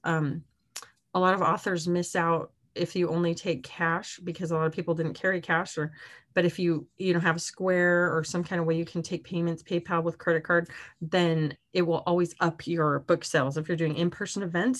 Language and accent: English; Arizona, United States; moved away; my hometown in Arizona